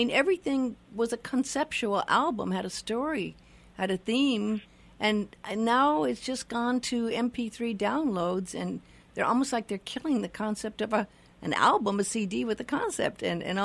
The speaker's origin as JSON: {"language": "English", "town": "Los Angeles", "region": "California", "country": "United States", "tie": "born or raised there", "moved": "yes", "lives_now": "Maui, United States", "said": "I was born in Hollywood and grew up in Hollywood"}